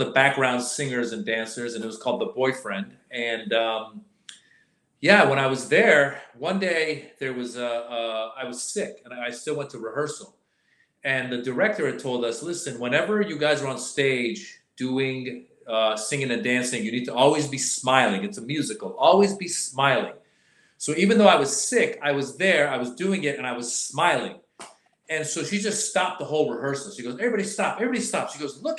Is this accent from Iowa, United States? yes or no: no; Northern California, United States; also born or lived in Iran; I came from Iran at the age of 6 to America. Okay. Grew up in Northern California